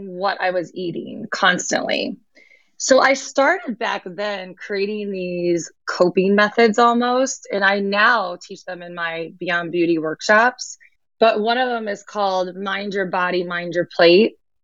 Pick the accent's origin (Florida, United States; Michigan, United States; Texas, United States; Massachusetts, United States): Michigan, United States; I grew up in Michigan